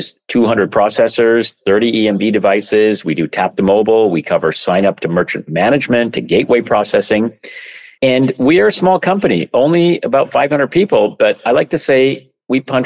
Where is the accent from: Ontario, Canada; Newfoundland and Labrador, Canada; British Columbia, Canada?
British Columbia, Canada; Vancouver; moved away; also born or lived in San Francisco; I grew up in Vancouver, Canada